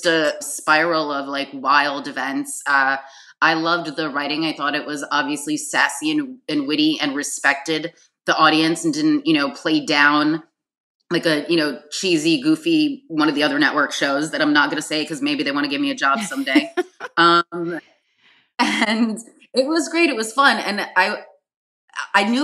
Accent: New York City, New York, United States; also born or lived in Manhattan; I was born in Manhattan, raised in Brooklyn.

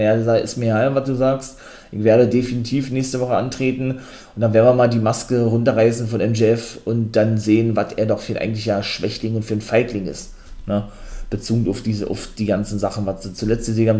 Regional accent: Germany; bei uns in Deutschland

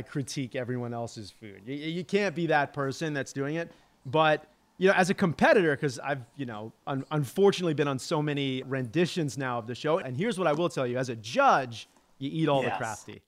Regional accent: Long Island, New York, United States; I'm a Long Island boy

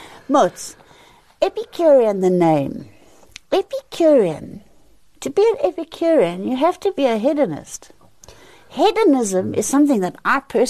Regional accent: South Africa; I was born in South Africa. I was raised by a black lady called Lizzie

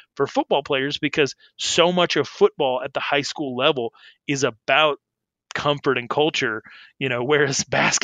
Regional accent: Arizona, United States; also born or lived in Wyoming; I came up in Arizona

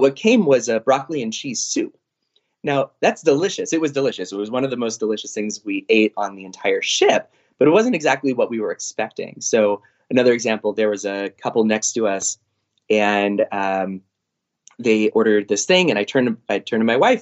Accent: San Diego, California, United States; we're from San Diego.

